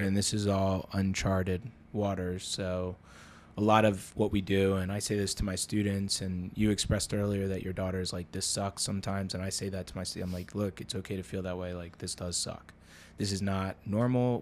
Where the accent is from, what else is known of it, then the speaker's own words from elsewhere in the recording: New Jersey, United States; now in Baltimore, United States; another girl that we grew up with in New Jersey